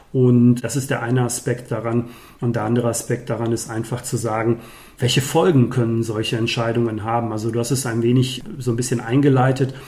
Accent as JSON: {"language": "German", "town": "Dorsten", "region": "North Rhine-Westphalia", "country": "Germany", "said": "hier in unserer wunderschönen Kommune Dorsten, wo ich herkomme"}